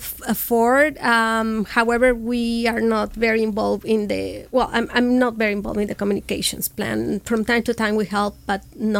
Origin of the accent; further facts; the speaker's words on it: Monterrey, Nuevo León, Mexico; accent: fresa; English is a second language; moved away as an adult; also born or lived in Morelia, Michoacán, Mexico / Washington State, United States; now in Orange County, United States; I'm from Monterrey, but I consider myself Moreliana.